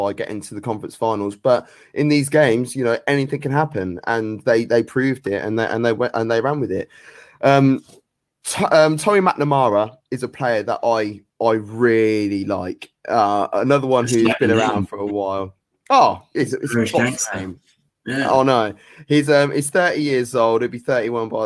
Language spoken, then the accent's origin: English; United Kingdom; I'm British